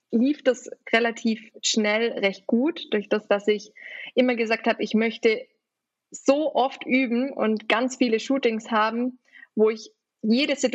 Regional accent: Baden-Württemberg, Germany; Ich komme eben aus der Nähe von Ravensburg, also auch in der Nähe vom Bodensee.

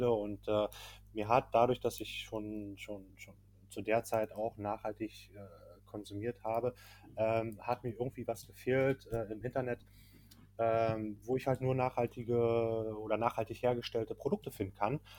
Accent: Berlin, Germany; davor komme ich ursprünglich aus Berlin, habe dort meine Ausbildung gemacht, ähm, habe äh, ganz normal gearbeitet, auch am Flughafen dort noch

